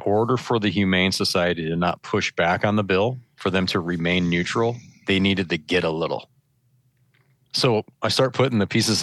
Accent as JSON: {"language": "English", "region": "Michigan", "country": "United States", "tie": "born or raised there", "said": "I grew up in Michigan"}